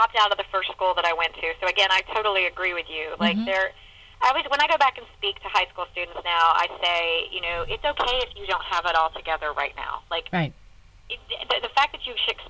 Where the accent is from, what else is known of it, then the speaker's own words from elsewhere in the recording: Chapel Hill, North Carolina, United States; I live in my hometown, so I still drive past my high school at least once a week